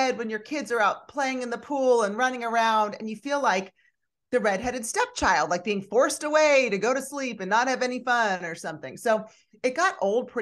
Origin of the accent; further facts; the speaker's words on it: Philadelphia, Pennsylvania, United States; moved away as an adult; now in Houston, United States; I'm originally from the Northeast, from the Philadelphia area. So I was a Northeastern Philly girl turned Southern darling